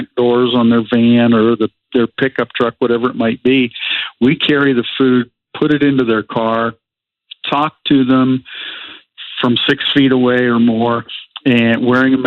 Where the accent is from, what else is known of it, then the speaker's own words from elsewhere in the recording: New Castle, Pennsylvania, United States; I grew up in just outside Pittsburgh, Pennsylvania, in Newcastle, PA.